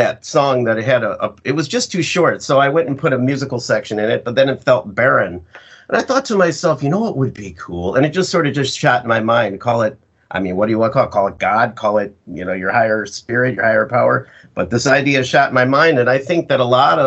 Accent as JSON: {"language": "English", "town": "Chicago", "region": "Illinois", "country": "United States", "also_born_or_lived": "Seattle", "moved": "yes", "lives_now": "Florida, United States", "said": "I'm originally a Midwesterner like you. I'm from Chicago."}